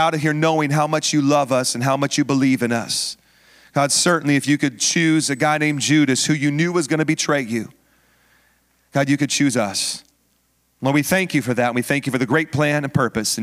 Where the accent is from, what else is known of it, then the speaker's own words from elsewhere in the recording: Washington, United States; now in San Diego, United States; I grew up in Washington